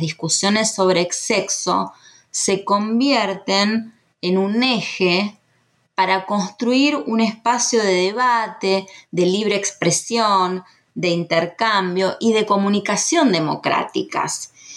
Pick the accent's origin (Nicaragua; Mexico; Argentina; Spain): Argentina; los argentinos